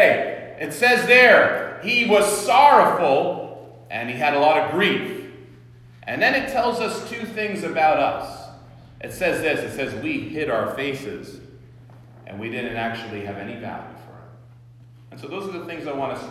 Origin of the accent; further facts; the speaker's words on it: Ridgewood, New Jersey, United States; I was born in Valley Hospital in Ridgewood